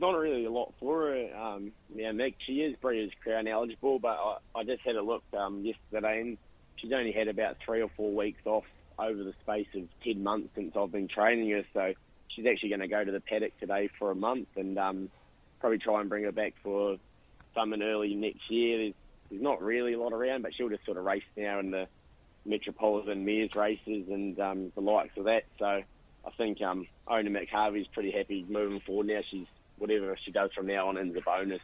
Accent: New Zealand; now in Australia; probably being from New Zealand

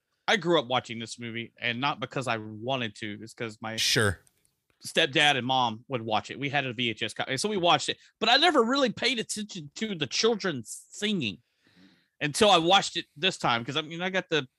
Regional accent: the South, United States; we're all from the South.

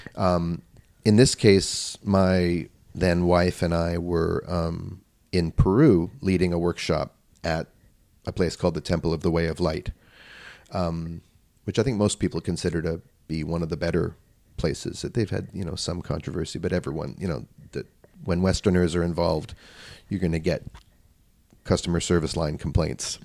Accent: Vancouver, British Columbia, Canada; I grew up in Vancouver, British Columbia, where he and his family moved.

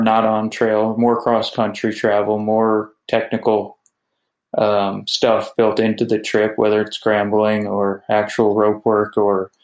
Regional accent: New York, United States; I grew up in New York

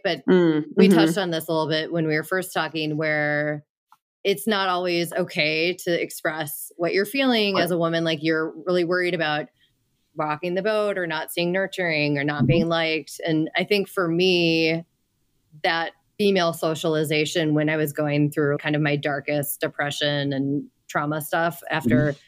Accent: Minnesota, United States; moved away; I'm from Minnesota

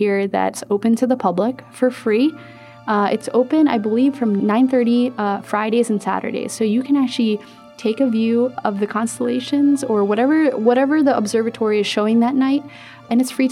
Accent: Philippines; moved away; I'm from the Philippines

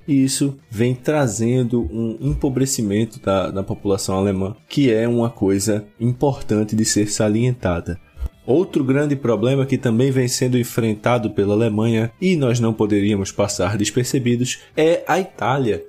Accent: Brazil; nós brasileiros

